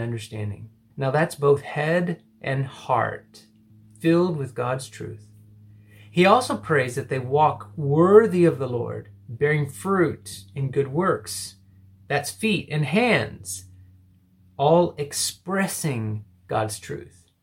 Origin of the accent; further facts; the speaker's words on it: an hour and a half from Midland, Texas, United States; moved away as an adult; also born or lived in Singapore; a group of people from my church who drove the hour and a half from my hometown